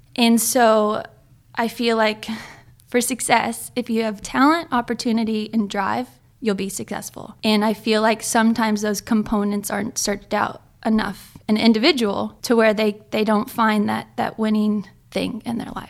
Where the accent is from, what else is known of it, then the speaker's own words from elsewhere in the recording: Ojai, California, United States; also born or lived in Hawaii; I'm from Ojai, California, right? That's, like, thirty minutes inland.